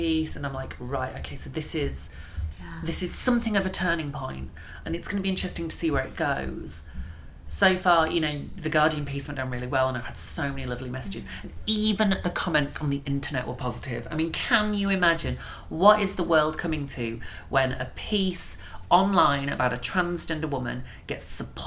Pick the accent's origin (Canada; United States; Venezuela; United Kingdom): United Kingdom; Bradford, Yorkshire and the Humber; I'm from Bradford.